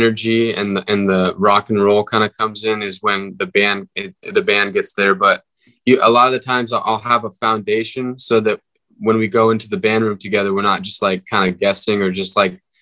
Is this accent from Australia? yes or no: no; Northern California, United States; we're from Northern California